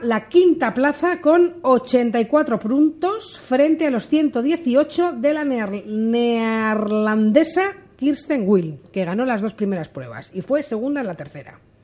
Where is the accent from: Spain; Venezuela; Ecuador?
Spain; como españolas que somos